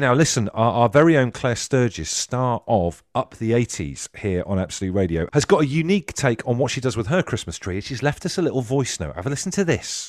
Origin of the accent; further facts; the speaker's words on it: Trowbridge, South West England, United Kingdom; So growing up in Trowbridge, spent, like, twelve years of my life, uh, in primary school and stuff in Trowbridge